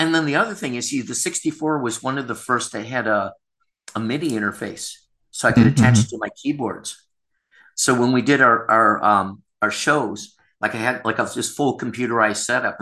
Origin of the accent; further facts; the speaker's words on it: Rochester, New York, United States; now in Thailand; everyone knows everyone in Rochester. It's a relatively small town in upstate New York